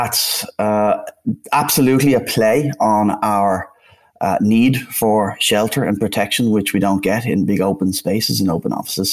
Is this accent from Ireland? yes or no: yes; Dublin, Leinster, Ireland; accent: Irish; also born or lived in Bristol, United Kingdom; now in Amsterdam, Netherlands; as you can instantly hear, I'm Irish. I'm originally from Dublin